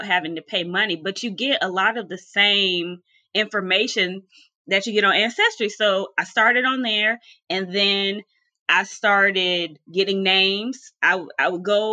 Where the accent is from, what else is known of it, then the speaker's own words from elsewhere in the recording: Charlotte, North Carolina, United States; also born or lived in Philadelphia, Pennsylvania; I was born in Philadelphia, but raised in Charlotte, North Carolina